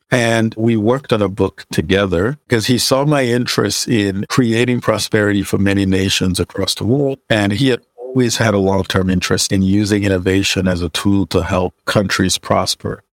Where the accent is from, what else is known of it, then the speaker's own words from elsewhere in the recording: Nigeria; moved away; I'm originally Nigerian